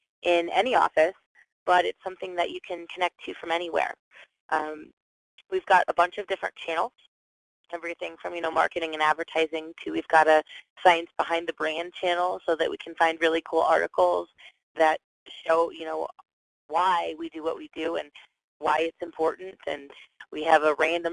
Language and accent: English; Atlanta, Georgia, United States; now in Colorado, United States; I'm actually originally from Atlanta